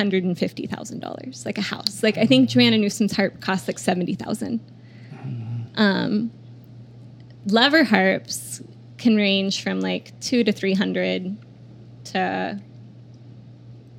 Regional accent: Oklahoma City, Oklahoma, United States; moved away as an adult; also born or lived in Chicago; I grew up in between Oklahoma City and this town where I spent, like, weekends and holidays and summers.

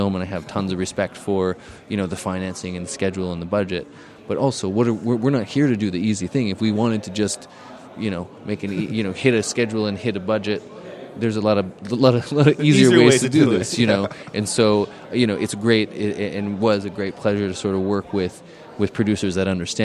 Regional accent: Canada; Canadians in general, we have a lot of different approaches to identity

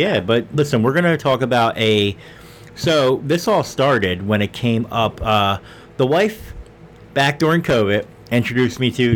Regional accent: Philadelphia, Pennsylvania, United States; we are from Philly

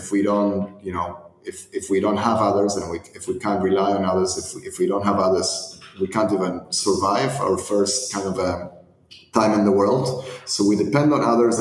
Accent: Argentina; moved away; I was born and raised in Argentina

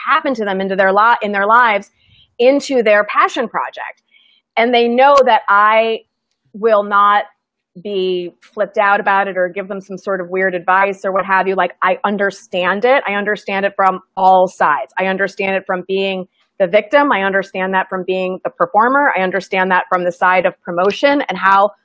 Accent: Midwest, United States; I'm from the Midwest

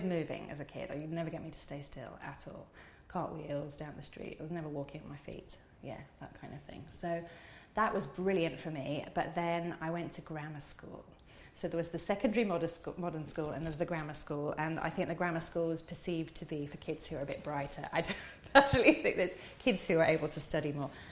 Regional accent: Skegness, East Midlands, United Kingdom; moved away as an adult; also born or lived in Alabama; I'm from Skegness

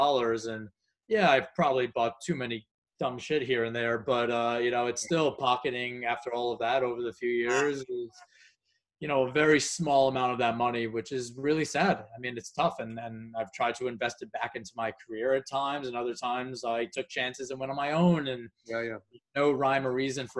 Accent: United States; being an American

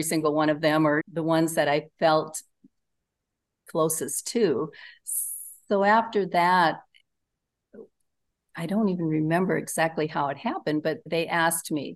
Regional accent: Northeast Nebraska, United States; I'm from Northeast Nebraska. I grew up on a farm with six brothers

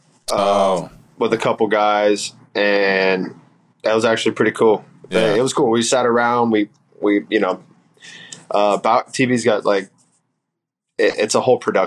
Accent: Central Florida, United States; we're both from Central Florida

